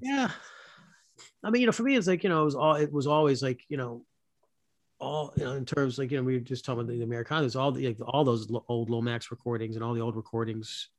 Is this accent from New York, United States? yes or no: no; South Florida, United States; moved away; also born or lived in Louisville, Kentucky; I'm a kid from Florida, you know, from South Florida. That's where I grew up